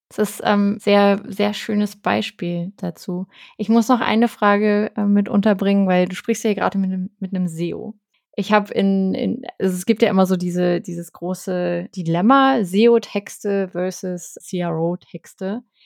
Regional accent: Berlin, Germany; ich als Berliner

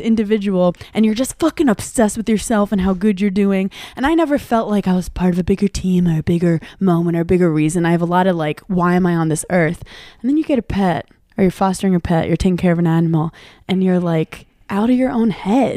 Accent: New York City, New York, United States; I grew up in Brooklyn

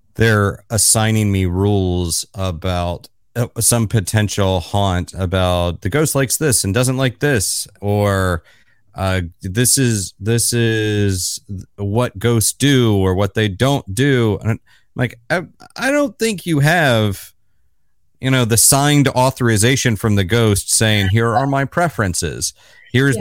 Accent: Florida, United States; now in New York City, United States; I'm based in New York City, not too far from you, I guess, and but I'm originally from Florida

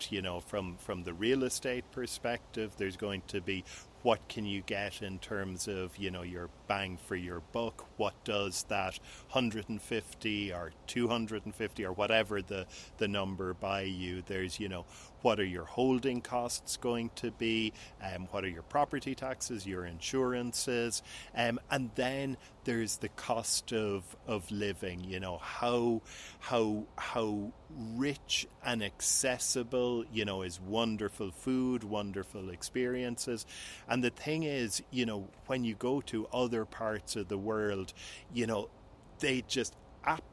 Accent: Cork, Munster, Ireland; moved away as an adult; also born or lived in Lisbon, Portugal / Cabo San Lucas, Mexico; I'm on my summer vacations in my hometown of Cork, Ireland.

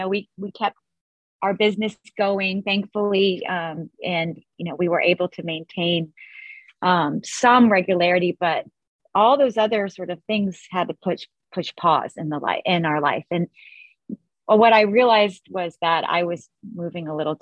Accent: Florida, United States; I grew up in Florida and had a really sort of nice upbringing

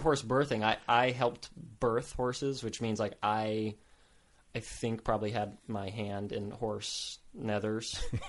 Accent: Potosi, Texas, United States; Potosi, Texas is the town I grew up in. Population of maybe like 1,100 or 1,200 people. Right. I grew up on a ranch.

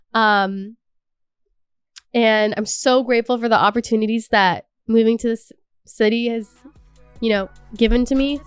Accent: Canada

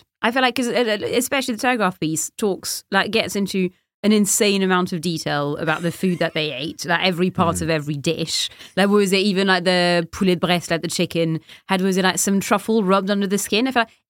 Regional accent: London, United Kingdom; as a Londoner, I was like, of course I want nothing to do with this whatsoever. I think I went to a squat party in Deptford to avoid it.

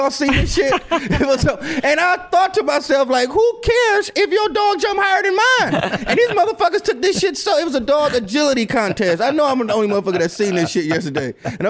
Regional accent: Midwest, United States; Like, I'm from the Midwest, so it's kind of cool to be fat.

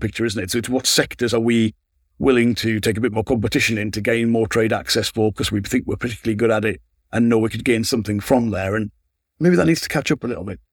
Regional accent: Sunderland, North East England, United Kingdom; moved away as an adult; also born or lived in Manchester; I grew up in Sunderland

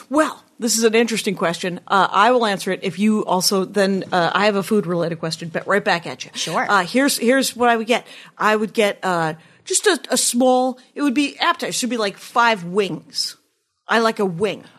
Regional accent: Wisconsin, United States; now in Los Angeles, United States; I'm from Wisconsin

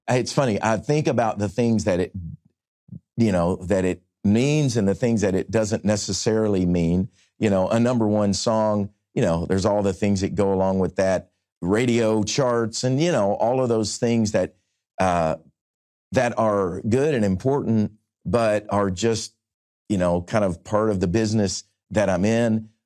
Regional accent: Nashville, Tennessee, United States; my hometown here in Nashville

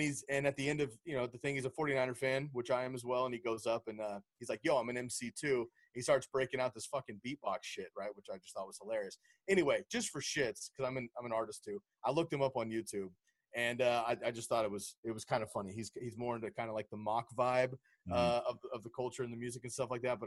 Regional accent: West Coast, United States; I grew up on the West Coast, just as my home

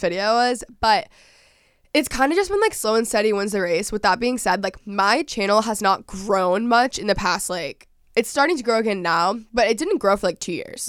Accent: Dallas, Texas, United States; moved away as an adult; I'm from Dallas, I'm from Texas originally

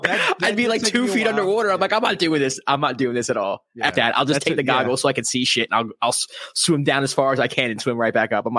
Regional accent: New York City, New York, United States; same, the Bronx.

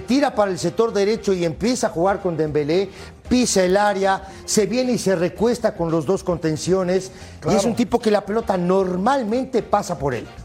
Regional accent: Uruguay; yo soy uruguayo

